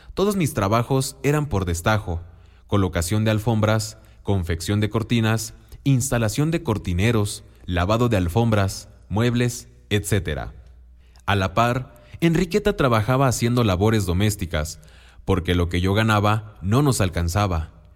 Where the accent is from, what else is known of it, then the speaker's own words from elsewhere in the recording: Oaxaca, Mexico; first language Mixtec; Spanish is a second language; moved away; Vengo del estado de Oaxaca y busco trabajo